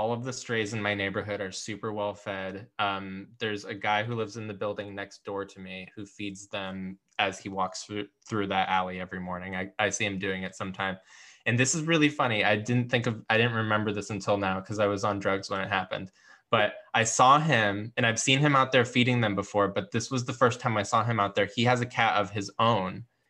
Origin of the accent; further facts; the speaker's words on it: Washington, District of Columbia, United States; born there; also born or lived in San Francisco / Los Angeles; I don't know if I am technically a West Coast native because I was born in Washington, D.C.